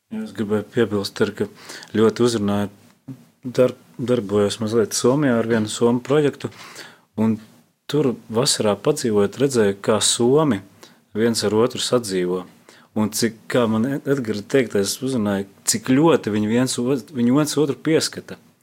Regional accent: Latvia; es kā latvietis

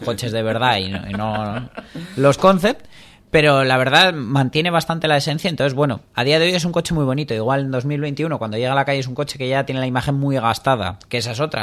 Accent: Spain; somos españoles

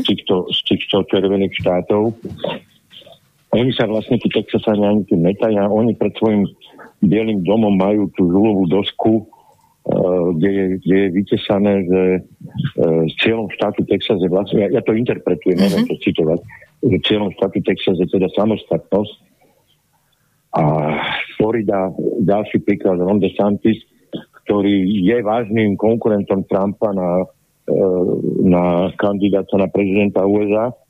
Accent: Slovakia; sme Slováci

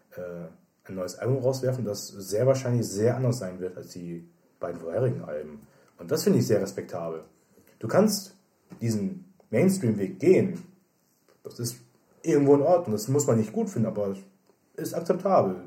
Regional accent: Germany; als Deutscher

